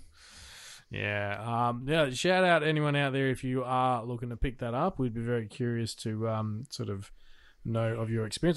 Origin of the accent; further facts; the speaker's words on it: Australia; I'm an Australian